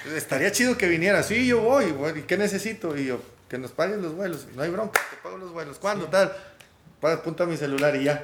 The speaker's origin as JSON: {"language": "Spanish", "town": "Monterrey", "region": "Nuevo León", "country": "Mexico", "said": "venimos de Monterrey, de México"}